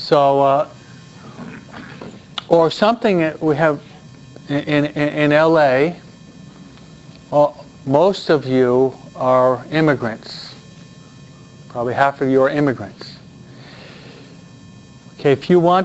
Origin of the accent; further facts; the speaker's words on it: New York, United States; I'm a New Yorker